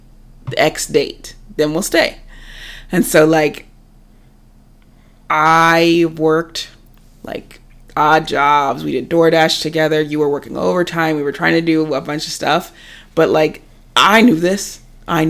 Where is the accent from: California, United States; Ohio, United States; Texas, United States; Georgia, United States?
Ohio, United States; moved away as an adult; also born or lived in San Diego; we were born and raised in Ohio